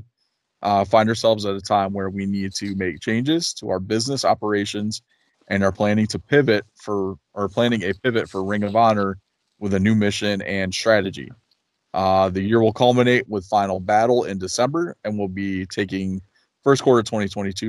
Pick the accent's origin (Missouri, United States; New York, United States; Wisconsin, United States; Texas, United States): New York, United States; moved away as an adult; now in North Carolina, United States; within like an hour from my hometown in New York